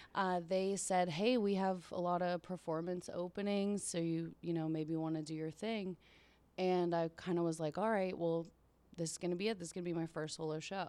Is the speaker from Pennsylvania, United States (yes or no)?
yes; Pittsburgh, Pennsylvania, United States; I grew up in Pittsburgh, right in, like, the south, like, boroughs, South Hills.